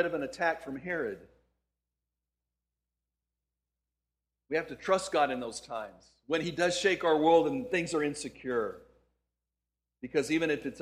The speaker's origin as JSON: {"language": "English", "town": "El Paso", "region": "Texas", "country": "United States", "tie": "born or raised there", "also_born_or_lived": "Houston, Texas", "moved": "as an adult", "said": "I grew up in El Paso, Texas"}